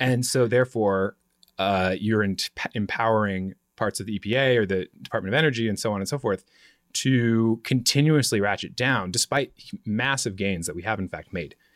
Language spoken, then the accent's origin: English; Vancouver, Washington, United States; also born or lived in Portland, Oregon; now in Washington, D.C., United States; I was born in Portland, grew up right outside it, across the Columbia River in Vancouver, Washington, which is the original Vancouver